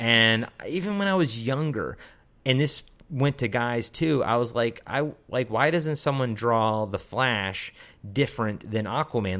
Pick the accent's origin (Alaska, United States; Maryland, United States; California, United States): Maryland, United States; Baltimore; Baltimore, I'm from Baltimore